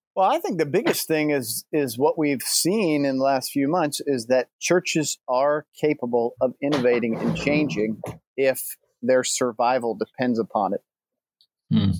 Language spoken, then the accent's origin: English; north of Baltimore, Maryland, United States; I grew up in a little bit north of Baltimore, Maryland